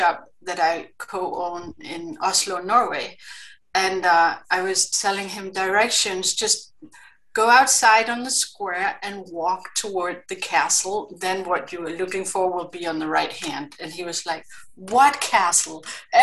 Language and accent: English; Greenland; English is a second language; I grew up in Greenland and had my, what is it called, formative years there